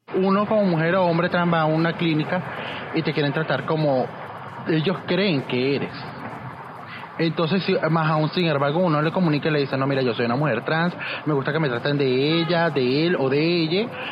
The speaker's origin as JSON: {"language": "Spanish", "country": "Venezuela", "moved": "as an adult", "lives_now": "Barranquilla, Colombia", "said": "activista en Barranquilla, siendo migrante venezolana"}